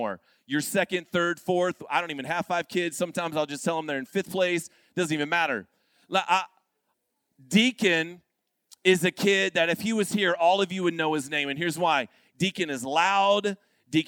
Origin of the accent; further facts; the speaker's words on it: Florida, United States; now in Arkansas, United States; I am from Florida